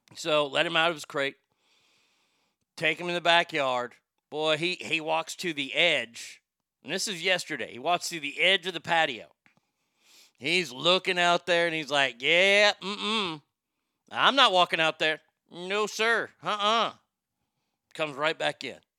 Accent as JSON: {"language": "English", "region": "Texas", "country": "United States", "tie": "born or raised there", "said": "my home state of Texas"}